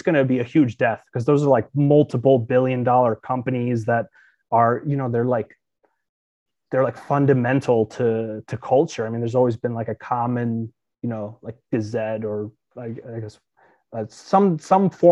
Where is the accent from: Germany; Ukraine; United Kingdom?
Ukraine; moved away; I was born in Ukraine.